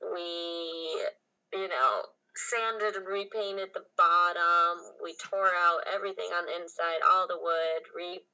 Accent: Grand Rapids, Michigan, United States; I grew up in Grand Rapids, Michigan

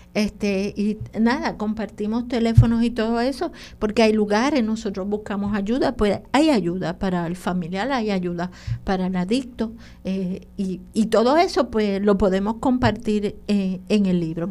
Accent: Loíza, Puerto Rico; yo soy loiseña

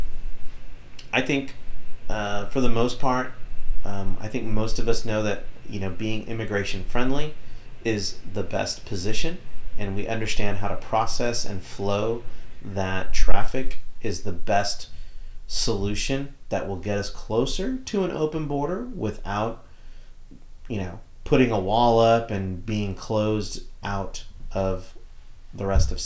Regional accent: Texas, United States; as a Texan

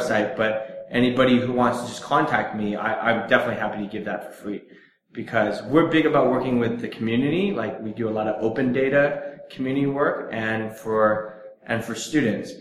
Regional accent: Silicon Valley, California, United States; moved away; I'm from Silicon Valley

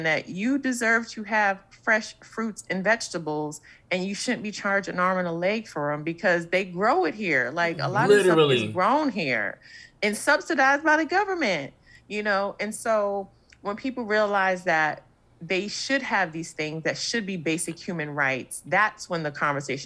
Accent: New York City, New York, United States; I'm saying this as a New Yorker.

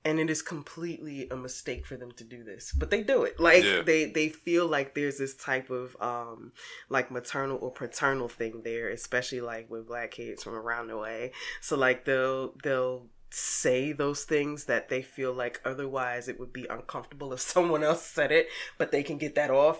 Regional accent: Newark, New Jersey, United States; I'm from Newark.

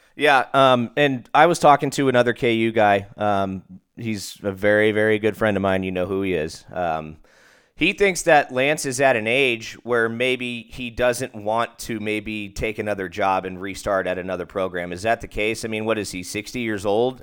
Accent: Arizona, United States; here in my home state of Arizona

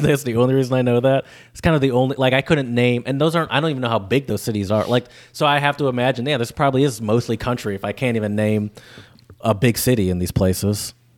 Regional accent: Michigan, United States; accent: northern; moved away as an adult; now in Louisiana, United States

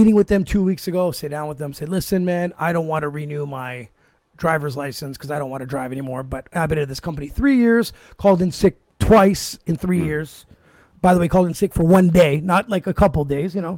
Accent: Canada; being a Canadian-born citizen

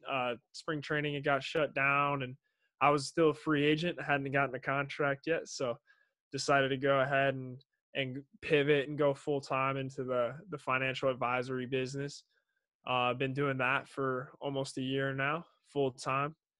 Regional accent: Kansas City, Missouri, United States; I'm from Kansas City

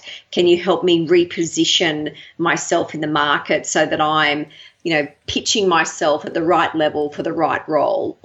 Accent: Brisbane, Queensland, Australia; moved away as an adult; also born or lived in Sydney, Australia; now in Melbourne, Australia; I really enjoyed growing up in Brisbane

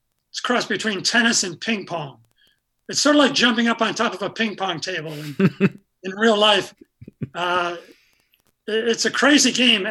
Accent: Syracuse, New York, United States; now in Arlington, United States; I'm from Syracuse, New York.

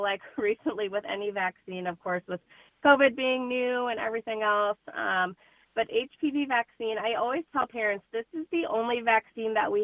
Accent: Princeton, Illinois, United States; all of us are from the area. I'm from Princeton

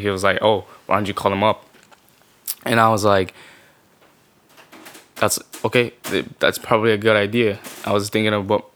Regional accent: China; moved away; I was born in China. I'm Korean

